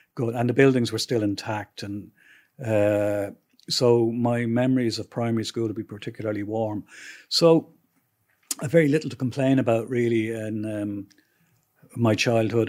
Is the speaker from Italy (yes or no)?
no; Dublin, Leinster, Ireland; I grew up on Kilbarrick Road